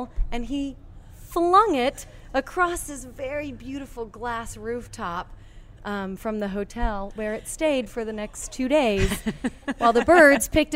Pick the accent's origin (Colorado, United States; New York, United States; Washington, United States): Colorado, United States; Boulder; moved away as an adult; also born or lived in Oklahoma / Texas / Louisiana; now in Baton Rouge, United States; I am not from this area. I'm originally from Boulder, Colorado.